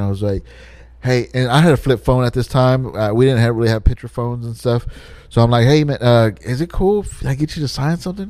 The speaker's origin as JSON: {"language": "English", "region": "Texas", "country": "United States", "said": "I'm from Texas"}